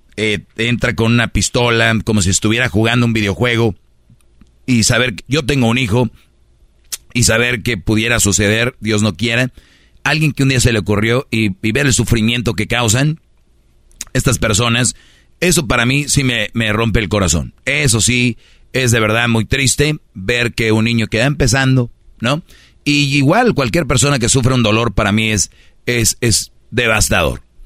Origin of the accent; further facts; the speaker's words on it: Monterrey, Nuevo León, Mexico; yo soy de Monterrey